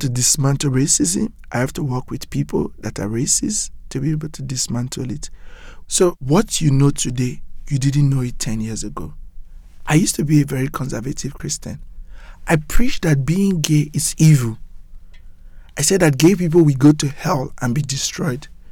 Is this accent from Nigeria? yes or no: yes; Nigeria; moved away as an adult; now in New York City, United States; I grew up in Nigeria, very corrupt